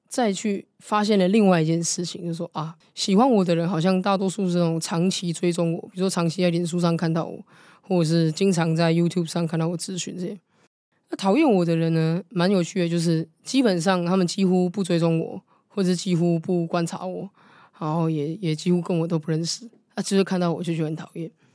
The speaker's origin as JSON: {"language": "Chinese", "area": "Wenshan District", "region": "Taipei", "country": "Taiwan", "tie": "born or raised there", "said": "我是出生在文山，长大的文山啊"}